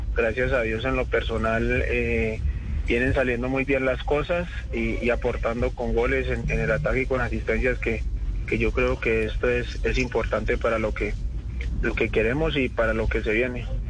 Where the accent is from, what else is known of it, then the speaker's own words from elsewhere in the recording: Cali, Valle del Cauca, Colombia; also born or lived in Florencia, Caquetá; Nací, en Florencia Caquetá y me crié de los tres años en la ciudad de Cali